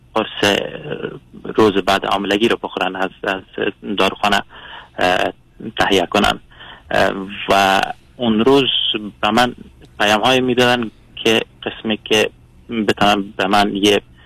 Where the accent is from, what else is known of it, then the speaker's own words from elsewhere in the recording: Afghanistan; moved away as an adult; now in Sweden; من از کشور سوئد زنگ میزنم اصالتا افغان افغانی هستم